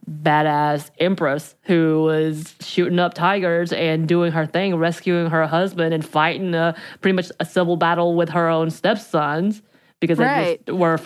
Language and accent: English; Georgia, United States; growing up in Georgia myself, as you can tell from my accent